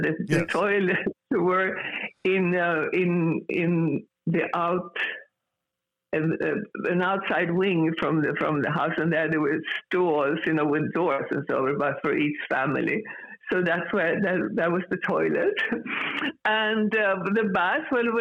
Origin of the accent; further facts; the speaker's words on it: Gävle, Gävleborg County, Sweden; English is a second language; moved away as an adult; also born or lived in Stockholm, Sweden; now in Los Angeles, United States; I grew up in the city where I grew up in. It's called Gävle